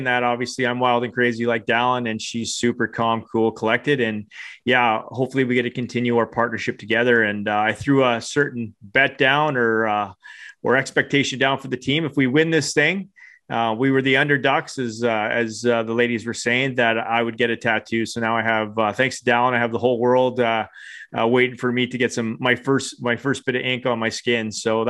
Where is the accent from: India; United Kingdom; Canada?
Canada; what was really exciting for me as a Canadian coach is getting to work with some of the top Eagles women's players